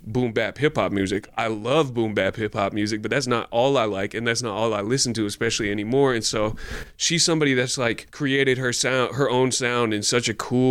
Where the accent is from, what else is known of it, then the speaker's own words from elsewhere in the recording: North Bay, California, United States; I didn't grow up in the Bay, but I grew up in the North Bay